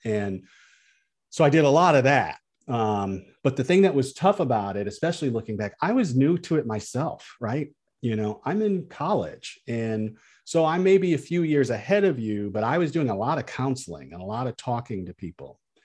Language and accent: English; Peoria, Illinois, United States; I grew up in Peoria